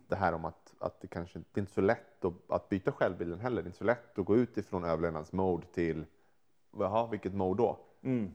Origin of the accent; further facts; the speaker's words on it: Sweden; moved away; som svensk